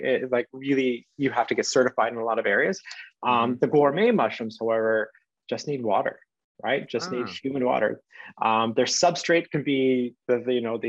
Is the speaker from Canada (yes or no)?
yes; Canada; I'm Canadian